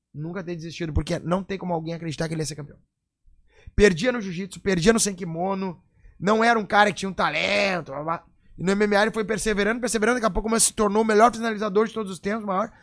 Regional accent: Rio Grande do Sul, Brazil; eu sou gaúcho aqui, já vou dizer, ó. Moro no Rio Grande do Sul

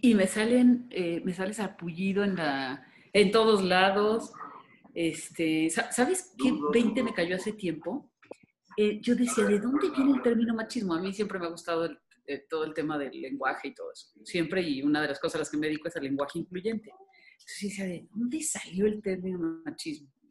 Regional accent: Guadalajara, Jalisco, Mexico; yo soy jalisciense, tapatía

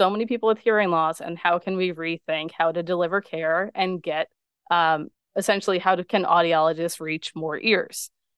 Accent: Long Island, New York, United States; people always think that I am not from Long Island because I don't have the Long Island accent.

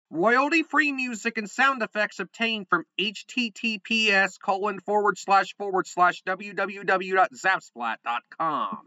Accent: Westville, Illinois, United States; I'm from, uh, Westville, Illinois, which is, uh, near the Illinois Indiana border

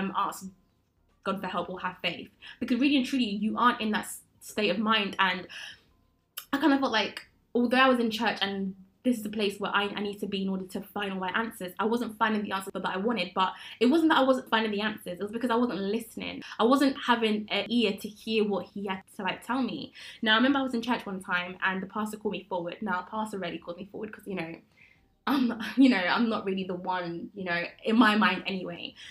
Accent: Coventry, West Midlands, United Kingdom; moved away as an adult; also born or lived in London; now in Coventry, United Kingdom; I'm from Coventry

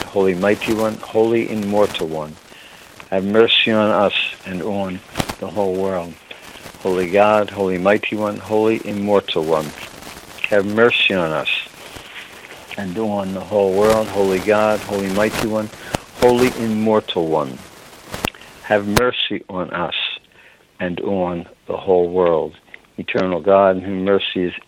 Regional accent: Ireland; I'm an Irishman

